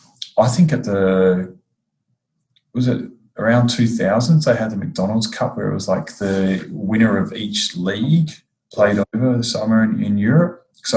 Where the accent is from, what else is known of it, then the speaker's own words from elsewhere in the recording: New Zealand; rocked up, and I remember I was from New Zealand.